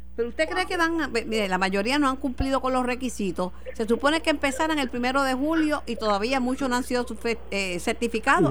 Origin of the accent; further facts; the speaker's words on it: Mayagüez, Puerto Rico; En mi pueblo, querido de Mayagüez